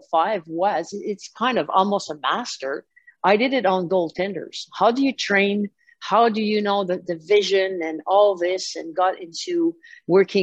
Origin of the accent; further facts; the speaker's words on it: Deux-Montagnes, Quebec, Canada; also born or lived in Montreal, Canada; I grew up in Der Montagne. There was no rink